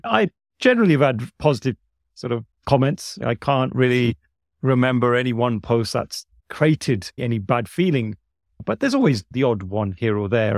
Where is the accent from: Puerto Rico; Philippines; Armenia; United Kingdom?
United Kingdom; I was born here in the U K.